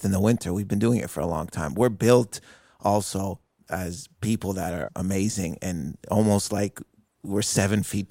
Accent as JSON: {"language": "English", "town": "Windsor", "region": "Ontario", "country": "Canada", "tie": "born or raised there", "moved": "yes", "said": "in Windsor, where I'm from, there's a huge Lebanese community. So I always had Lebanese people around me since I was a kid"}